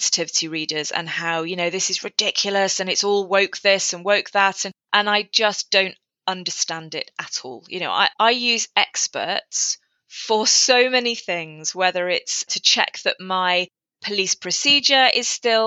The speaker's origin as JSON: {"language": "English", "region": "England", "country": "United Kingdom", "moved": "as an adult", "lives_now": "Wales, United Kingdom", "said": "I'm an English incomer"}